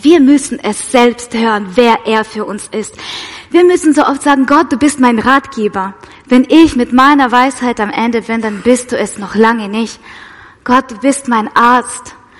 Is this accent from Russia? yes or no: yes; Russia; moved away; ich komme ja aus Russland, falls es jemand nicht weiß. Genau, ich bin mit meiner Mama in Russland ähm, in die orthodoxe Kirche